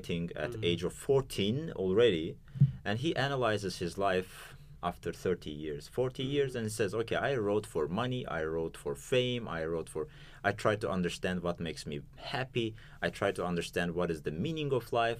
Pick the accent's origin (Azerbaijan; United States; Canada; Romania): Azerbaijan